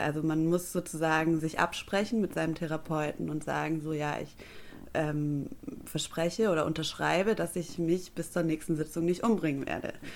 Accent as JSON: {"language": "German", "town": "Stuttgart", "region": "Baden-Württemberg", "country": "Germany", "moved": "as an adult", "lives_now": "Bremerhaven, Germany", "said": "ich bin Stuttgarterin. Das werde ich auch für immer bleiben"}